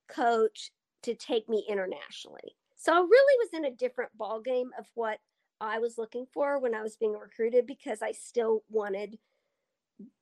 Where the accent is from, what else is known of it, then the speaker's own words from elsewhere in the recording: Altus, Oklahoma, United States; when I moved away from home from Altus to Oklahoma City when I was 11